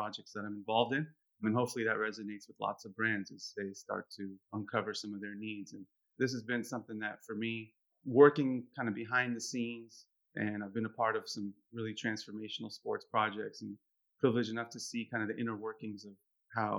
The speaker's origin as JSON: {"language": "English", "town": "San Francisco", "region": "California", "country": "United States", "tie": "born or raised there", "said": "I was born in the United States, born in San Francisco"}